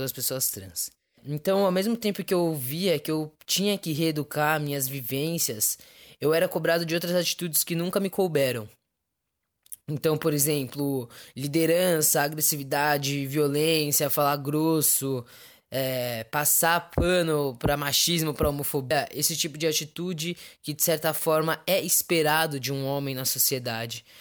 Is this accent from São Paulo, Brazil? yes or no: yes; São Paulo, Brazil; sou de São Paulo, capital